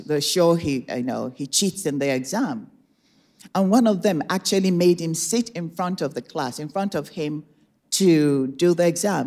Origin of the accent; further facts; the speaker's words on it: Nigeria; moved away as an adult; now in United States; I was born and raised in Nigeria. I came to America in 1987 as a young adult